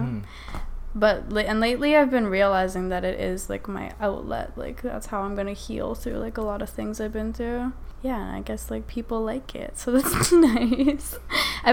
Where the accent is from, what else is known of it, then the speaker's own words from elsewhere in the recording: Saskatchewan, Canada; moved away as an adult; now in Toronto, Canada; I'm from Saskatchewan, so it's like, I grew up around country music.